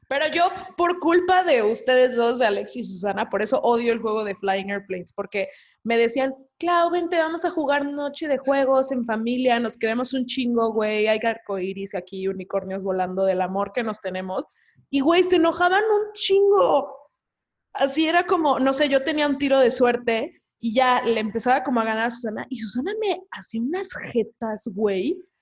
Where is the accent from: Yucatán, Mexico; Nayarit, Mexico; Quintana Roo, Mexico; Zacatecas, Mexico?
Quintana Roo, Mexico; Cancún; Camino y yo somos de Cancún